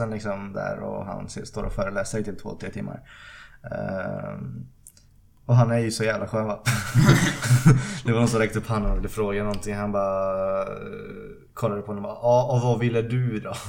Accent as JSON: {"language": "Swedish", "country": "United States", "second_language": "Swedish", "said": "Eh, För jag är amerikan."}